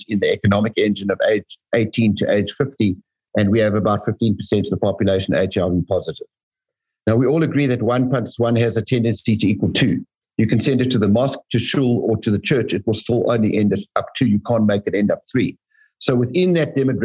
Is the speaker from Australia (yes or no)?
no; South Africa; moved away as an adult; also born or lived in United States / Canada; I'm a passionate, passionate South African. I chose to come back here.